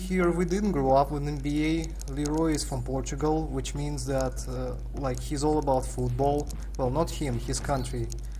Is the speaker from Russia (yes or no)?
yes; Siberia, Russia; and I'm from Siberia, actually, which means hockey.